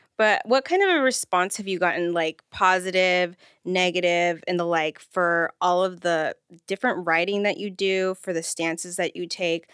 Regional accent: Rancho Cucamonga, California, United States; also born or lived in Los Angeles / Pomona; I'm from Rancho Cucamonga. I'm originally from L A, but we moved out there

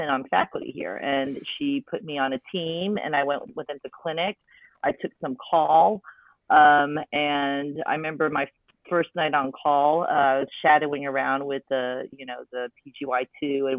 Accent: Wichita Falls, Texas, United States; I grew up in Wichita Falls, Texas, very small town.

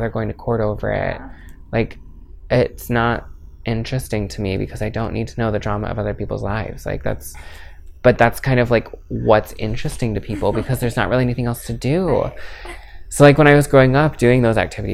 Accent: Maple Valley, Washington, United States; also born or lived in Florida; now in Seattle, United States; I was born in Florida, but my family moved here when I was 2. So I just consider born and raised in Maple Valley

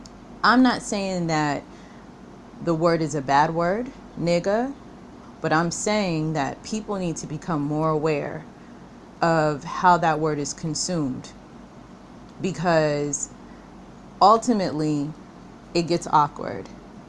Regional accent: United States; moved away; when they meet you as an African American and, you know, you clarify, you know, yes, I'm from the States

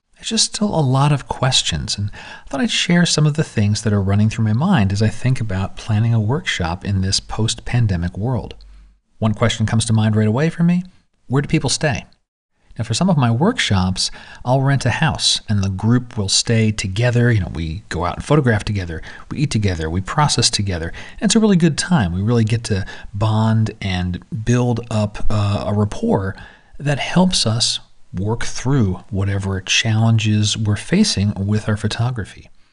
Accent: San Diego, California, United States; San Diego, my hometown

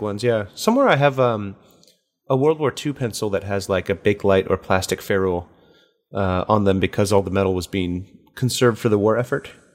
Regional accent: United States; as an American and as somebody who grew up in the, like, eighties and nineties

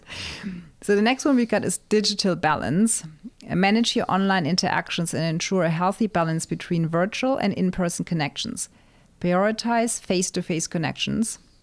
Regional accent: Germany; moved away as an adult; also born or lived in England; now in United States; being born and raised in Germany, my mom being German, my dad being North African

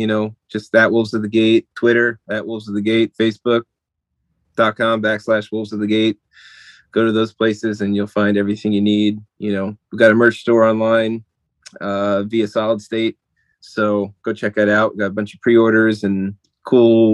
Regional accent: New Jersey, United States; I grew up in North Jersey

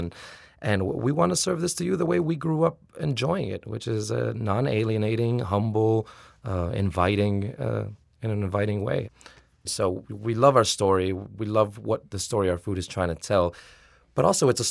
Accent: Miami, Florida, United States; now in New Orleans, United States; I was born in the United States, raised in Miami

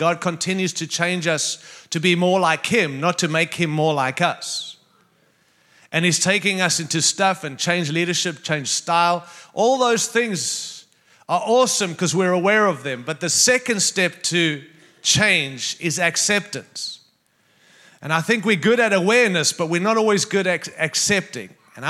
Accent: Denver, Colorado, United States; going to sound like I'm from Denver, Colorado, but I am. And that's not in Canada

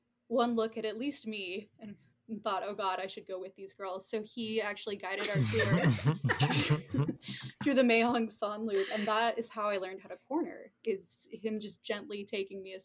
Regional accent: California, United States; moved away; I'm from California

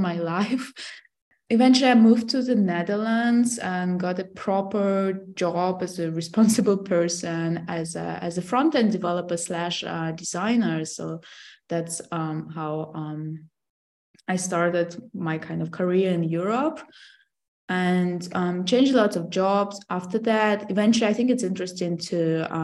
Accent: Russia; moved away; So I'm from Russia originally.

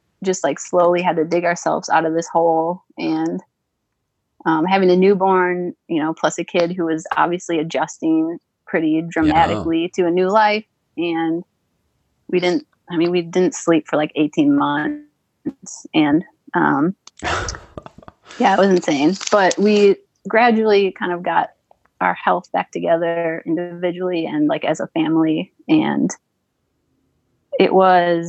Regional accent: Wisconsin, United States; moved away as an adult; also born or lived in California; now in Louisville, United States; I grew up in Wisconsin

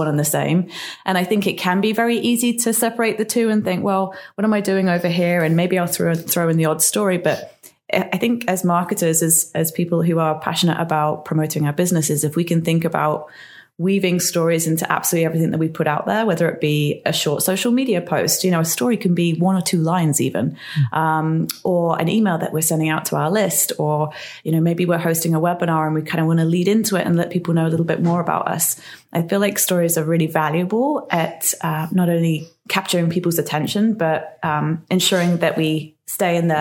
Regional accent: England, United Kingdom; now in Newport, United States; I'm from England originally.

